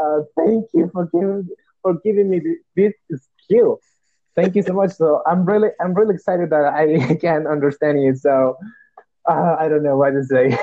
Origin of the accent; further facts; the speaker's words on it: Guatemala; English is a second language; I'm a Latino. I'm from Guatemala